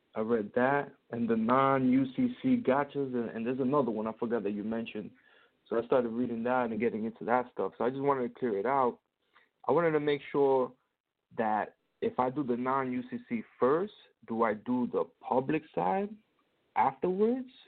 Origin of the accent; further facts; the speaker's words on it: New York City, New York, United States; moved away as an adult; now in Tampa, United States; I'm from New York. I'm from Queens